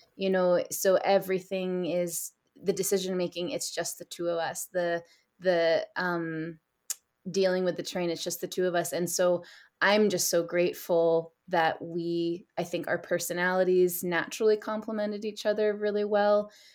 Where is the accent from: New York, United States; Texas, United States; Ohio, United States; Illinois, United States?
New York, United States; East Coast of the States; moved away as an adult; also born or lived in Nepal / South Asia; I grew up, I'm originally from the States, and I grew up on the East Coast of, um, of the States in New York.